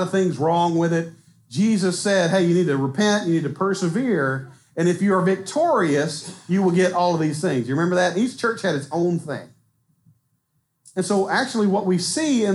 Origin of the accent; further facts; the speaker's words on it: Southwest Arkansas, United States; I'm from Southwest Arkansas